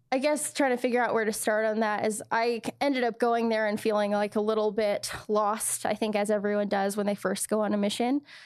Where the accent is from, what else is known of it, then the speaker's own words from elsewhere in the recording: United States; I was from the States